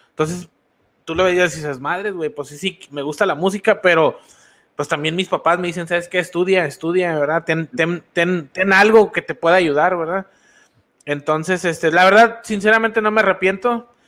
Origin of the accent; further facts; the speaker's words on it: Mexico; uno como mexicano va creciendo y, empiezas, a, a, tirar las cartas